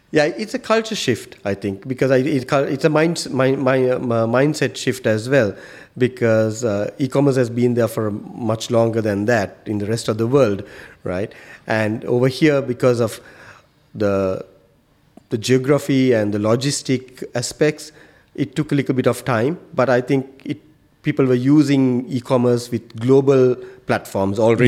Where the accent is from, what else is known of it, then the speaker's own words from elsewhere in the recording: Sri Lanka; moved away as an adult; now in Qatar; I come from Sri Lanka